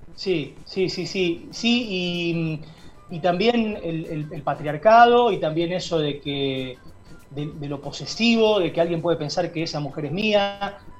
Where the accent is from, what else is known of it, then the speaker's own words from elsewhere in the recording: Berabevú, Santa Fe, Argentina; moved away as an adult; now in Rosario, Argentina; las calles de mi pueblo, en donde yo crecí, donde viví hasta los 18 años